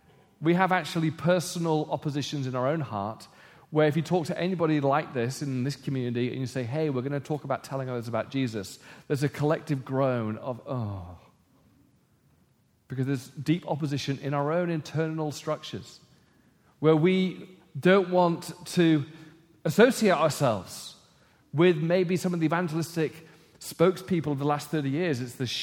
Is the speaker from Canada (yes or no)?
no; England, United Kingdom; But we growing up in England in a post-Christendom society were respected.